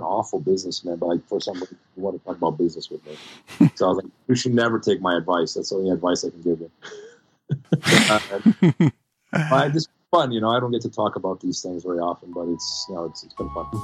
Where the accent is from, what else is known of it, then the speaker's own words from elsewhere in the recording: Brazil; now in United States; when I was growing up in Brazil, no one had guns